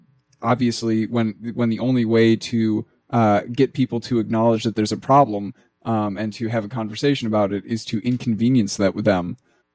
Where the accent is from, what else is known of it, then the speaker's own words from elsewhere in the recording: Minnesota, United States; I'm so Minnesotan.